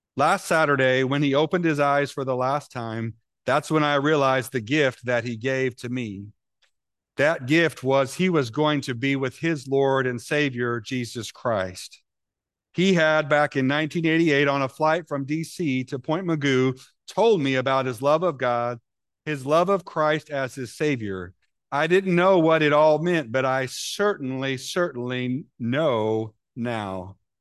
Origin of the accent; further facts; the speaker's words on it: Illinois, United States; moved away; when we were in Illinois, I grew up in Camp City.